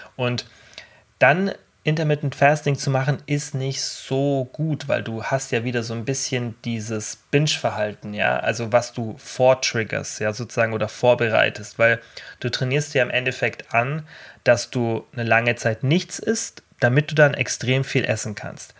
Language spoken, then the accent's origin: German; Germany; als Deutscher